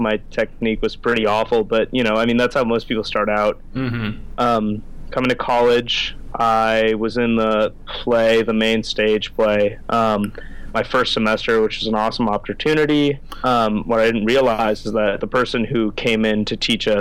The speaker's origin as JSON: {"language": "English", "region": "Northern California", "country": "United States", "said": "I'm from Northern California"}